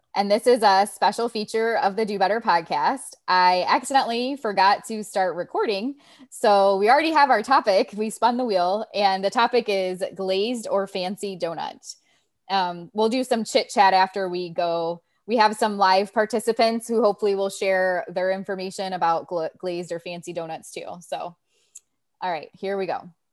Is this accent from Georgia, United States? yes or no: no; Ohio, United States; moved away; I'm from Ohio